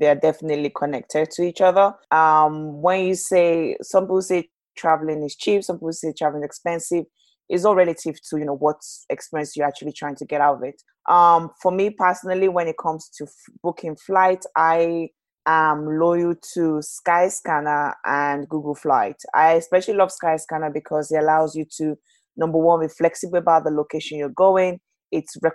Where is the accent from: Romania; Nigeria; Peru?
Nigeria; Lagos; now in United Kingdom; So I was born in Nigeria, Lagos, Nigeria